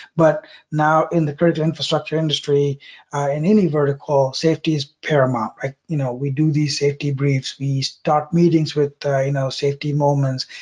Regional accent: South India, India; moved away; I grew up in South India

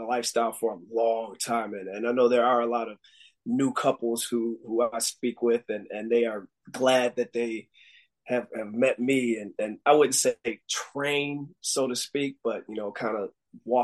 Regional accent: Buffalo, New York, United States; moved away as an adult; also born or lived in Hawaii; I moved back from Hawaii back to home in Buffalo, New York

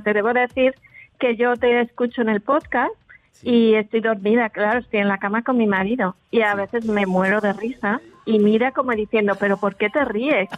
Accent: Madrid, Community of Madrid, Spain; accent: Spanish; moved away as an adult; now in Andalusia, Spain; yo soy de Madrid

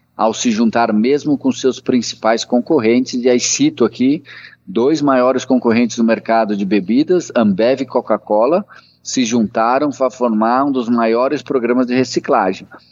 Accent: Brazil; eu sou do Brasil

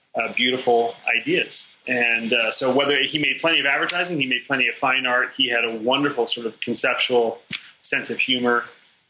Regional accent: New York City, New York, United States; moved away; also born or lived in Chicago; I grew up in New York City, a child of the late 60s and 70s

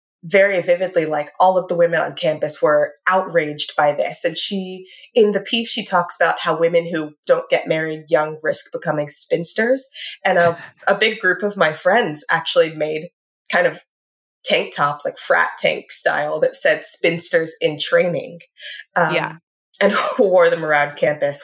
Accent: Richmond, Virginia, United States; I grew up in Richmond, Virginia

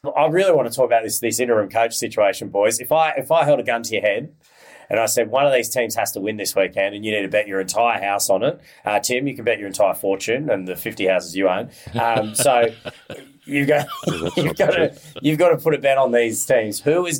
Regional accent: Queensland, Australia; as a Queenslander

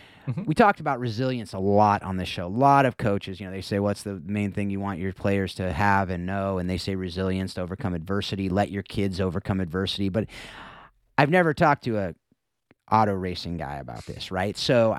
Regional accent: Mission Viejo, California, United States; So I grew up down in Mission Viejo. So you know, back in the day, I was South Orange County. So it was football country.

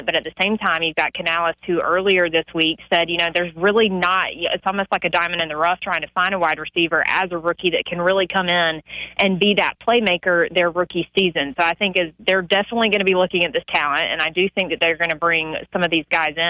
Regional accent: the South, United States; we're from the South

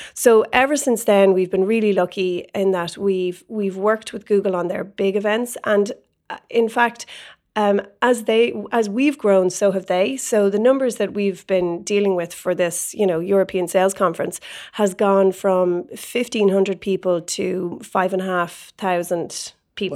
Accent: Ireland; moved away as an adult; now in San Francisco, United States; being Irish, you have a lot of Irish contacts

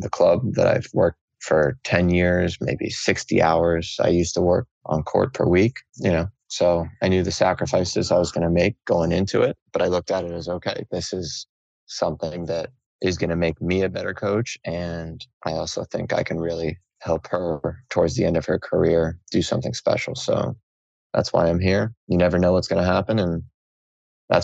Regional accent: Miami, Florida, United States; my hometown, Miami

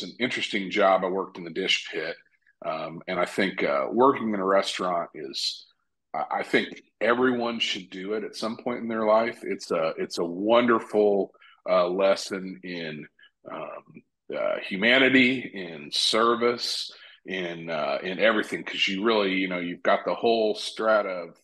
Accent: Evansville, Indiana, United States; now in Bloomington, United States; I was born and raised in Evansville, Indiana.

